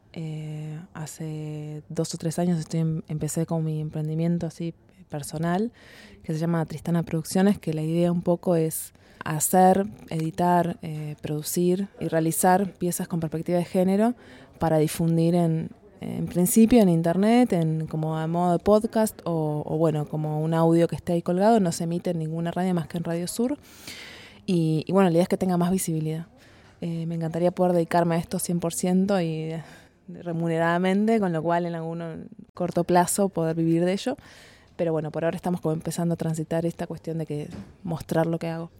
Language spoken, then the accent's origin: Spanish; Uruguay; moved away as an adult; now in Argentina; soy uruguaya, vivo en Argentina hace cinco años